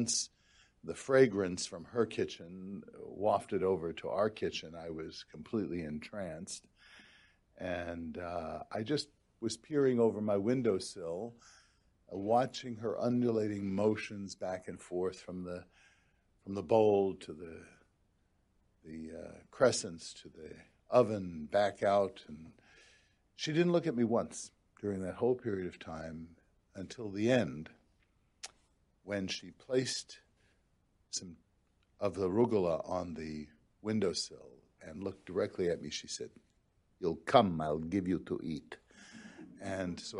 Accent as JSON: {"language": "English", "town": "New York City", "region": "New York", "country": "United States", "tie": "born or raised there", "moved": "yes", "lives_now": "Michigan, United States", "said": "I grew up in Brooklyn, New York"}